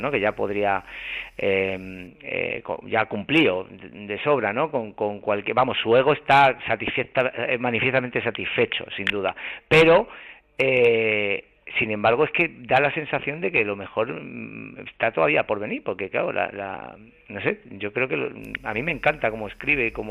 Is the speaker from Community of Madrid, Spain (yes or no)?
no; Huelva, Andalusia, Spain; en Huelva. Que, es mi mi tierra, la tierra de mi madre y en un pueblecito en, tenemos ahí la una casita en, el, en la sierra